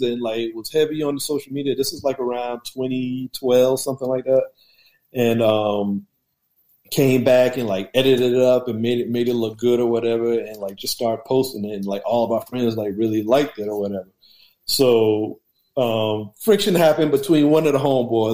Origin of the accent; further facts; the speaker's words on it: Charleston, South Carolina, United States; moved away as an adult; now in Washington, D.C. area, United States; Born and raised in Charleston, South Carolina.